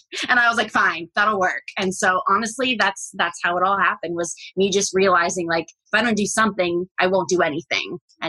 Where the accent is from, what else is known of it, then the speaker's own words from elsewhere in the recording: Northern Ohio, United States; moved away; I left at one. So yes, it's this tiny town in Northern Ohio near Lake Erie, outside of Cleveland. So when people ask where I'm from, I say Cleveland just to avoid confusion.